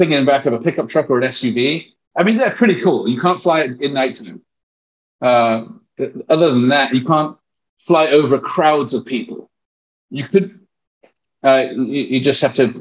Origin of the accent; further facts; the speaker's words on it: England, United Kingdom; accent: English; first language English; moved away as an adult; also born or lived in Texas; now in United States; I'm from England